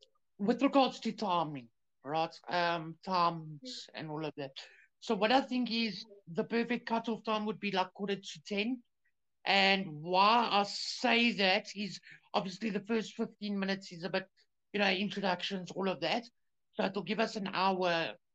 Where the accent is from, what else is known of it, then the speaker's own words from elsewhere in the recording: South Africa; we're all from South Africa